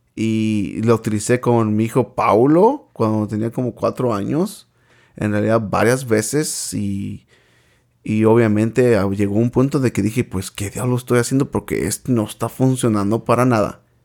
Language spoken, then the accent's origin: Spanish; Michoacán, Mexico; now in United States; crecí en el estado de Michoacán, en un lugar que se llama Cihuacuaro